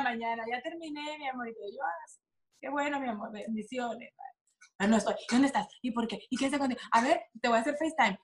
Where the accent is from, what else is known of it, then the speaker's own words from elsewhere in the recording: Sinaloa, Mexico; así somos las sinaloenses